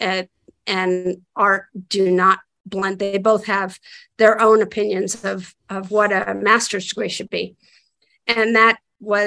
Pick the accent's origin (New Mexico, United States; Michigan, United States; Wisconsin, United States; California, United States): New Mexico, United States; Santa Fe; now in Los Angeles, United States; I grew up in Santa Fe, New Mexico